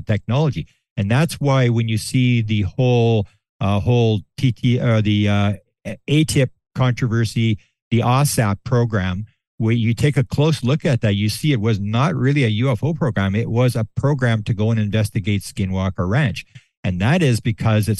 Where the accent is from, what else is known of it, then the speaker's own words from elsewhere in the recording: Canada; I'm from Canada